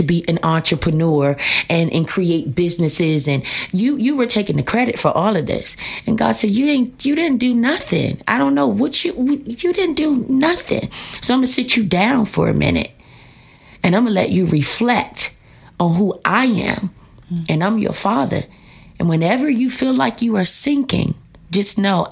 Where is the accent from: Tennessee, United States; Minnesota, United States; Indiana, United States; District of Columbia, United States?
District of Columbia, United States; Washington; I am here in D.C.